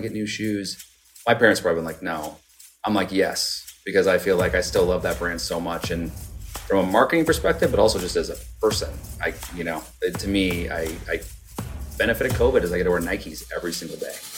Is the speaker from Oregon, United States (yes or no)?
yes; Beaverton, Oregon, United States; moved away; also born or lived in Seattle, Washington; I grew up in, uh, Beaverton, Oregon